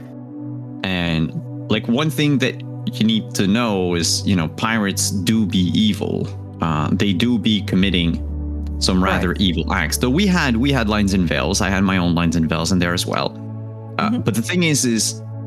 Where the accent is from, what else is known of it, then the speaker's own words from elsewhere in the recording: Canada; English is a second language; I'm Canadian